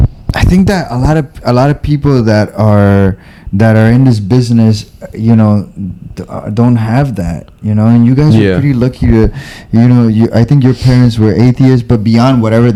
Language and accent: English; Bolivia; moved away; also born or lived in Miami / East Coast; in Bolivia, I lived a really cool public life